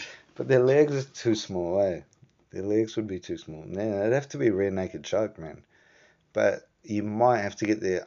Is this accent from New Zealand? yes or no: yes; New Zealand; growing up in New Zealand